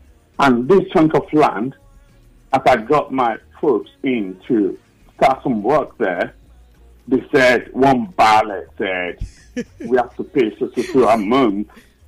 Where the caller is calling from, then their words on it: London, United Kingdom; I'm calling from Central London.